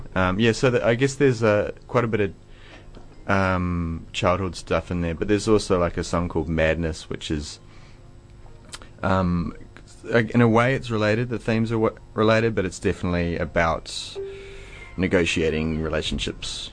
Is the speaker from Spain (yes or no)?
no; New Zealand; growing up in New Zealand